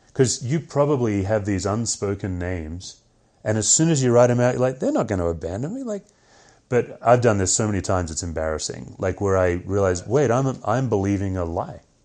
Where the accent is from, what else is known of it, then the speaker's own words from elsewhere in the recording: Australia; moved away; I'm Australian